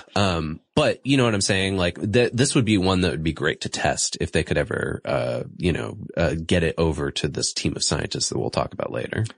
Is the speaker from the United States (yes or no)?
yes; Massachusetts, United States; my home state, Massachusetts